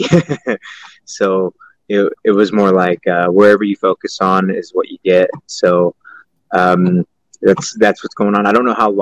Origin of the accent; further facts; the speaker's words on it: Stockton, California, United States; I'm from Stockton, California